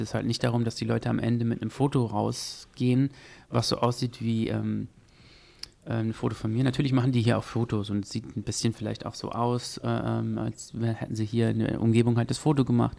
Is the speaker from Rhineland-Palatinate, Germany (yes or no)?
no; Gütersloh, North Rhine-Westphalia, Germany; also born or lived in Paderborn; Ich komme eigentlich aus Gütersloh, nicht aus Paderborn